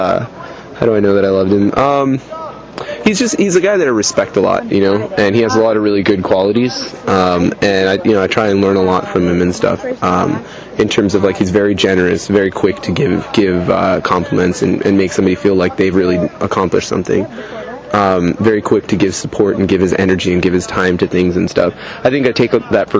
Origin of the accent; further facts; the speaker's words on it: Philadelphia, Pennsylvania, United States; I'm from Philadelphia